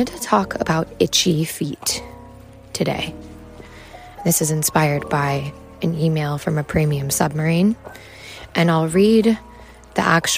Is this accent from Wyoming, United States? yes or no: yes; Wyoming, United States; growing up in Wyoming